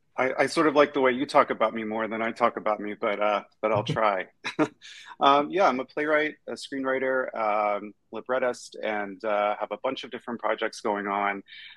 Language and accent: English; Kentucky, United States; I'm from Kentucky originally